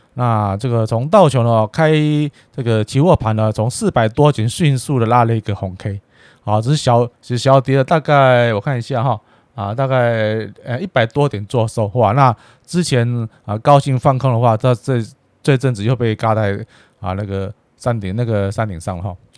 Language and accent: Chinese; Taiwan; 我们生在台湾，长在台湾啊，最好也是在台湾啊，伴随台湾这块土地到终身了哈。